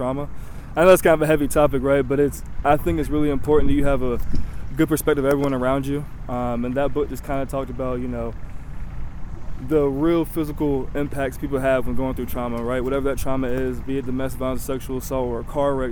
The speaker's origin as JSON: {"language": "English", "region": "North Carolina", "country": "United States", "said": "I'm from North Carolina"}